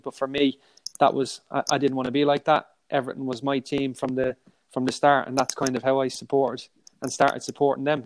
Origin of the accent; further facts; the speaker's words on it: Ireland; being Irish